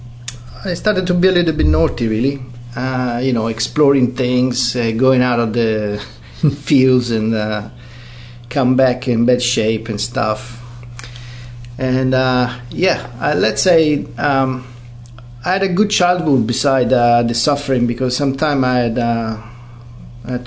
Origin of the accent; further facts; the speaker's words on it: Italy; now in New Zealand; I was born in Italy, 1973, and I was left in an orphanage